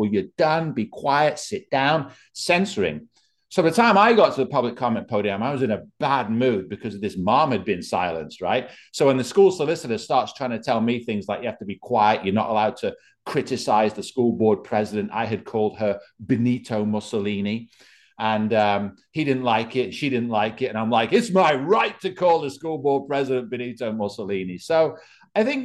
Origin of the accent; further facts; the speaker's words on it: England, United Kingdom; now in Bucks County, United States; I come to America from England